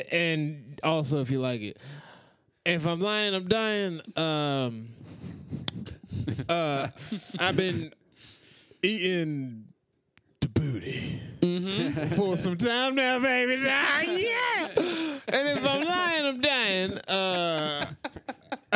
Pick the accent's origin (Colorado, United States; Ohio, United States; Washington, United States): Colorado, United States; Denver; I'm from Denver